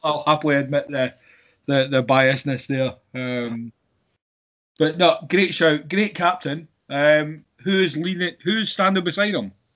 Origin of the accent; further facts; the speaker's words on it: Scotland, United Kingdom; being Scottish